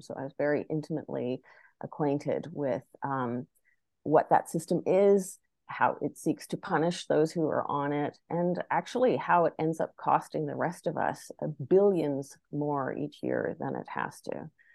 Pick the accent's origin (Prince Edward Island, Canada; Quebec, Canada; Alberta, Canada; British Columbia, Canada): Prince Edward Island, Canada; Charlottetown; moved away as an adult; I grew up in Charlottetown, uh, P E I, but even though I was born in the Charlottetown Hospital and raised there for the first twenty years of my life